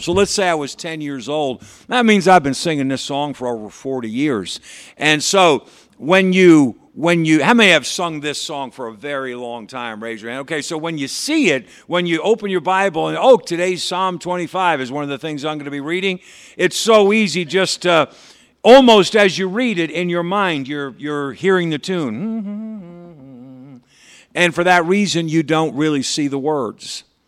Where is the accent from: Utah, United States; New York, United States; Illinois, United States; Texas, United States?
New York, United States; Patterson; I grew up in Patterson Baptist Church over here in Patterson, New York